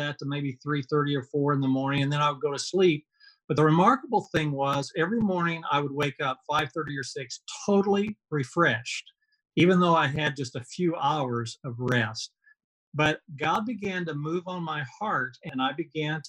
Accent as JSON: {"language": "English", "town": "Marion", "region": "Illinois", "country": "United States", "tie": "born or raised there", "moved": "as an adult", "lives_now": "Oklahoma City, United States", "said": "I grew up in Marion, Illinois, which is about five and a half hours south of Chicago in the southern part of Illinois."}